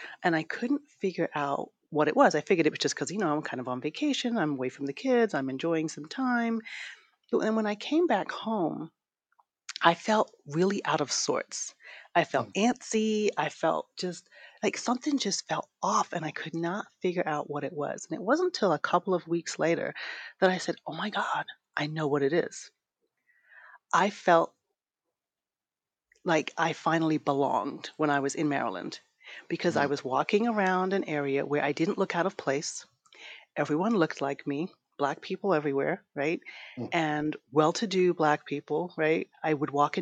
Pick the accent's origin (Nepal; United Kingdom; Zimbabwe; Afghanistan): United Kingdom; London; accent: British; also born or lived in Brooklyn, New York, United States; now in Los Angeles, United States; I grew up in London. I was like always one of the like two black people in my school. And then I moved from London to Brooklyn, New York